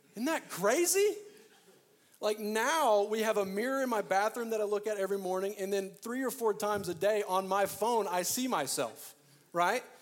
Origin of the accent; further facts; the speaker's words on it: Arkansas, United States; moved away; I'm originally from Arkansas